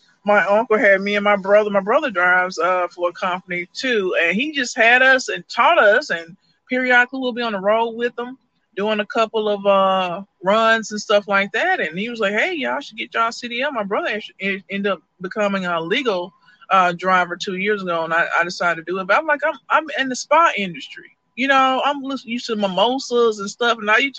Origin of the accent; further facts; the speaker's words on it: Birmingham, Alabama, United States; now in Colorado, United States; Oh man, I'm originally from Birmingham, Alabama. My stepdad was in the Air Force, so I traveled a lot. But currently, I got a place in Colorado, and I got a little place down here in Decatur.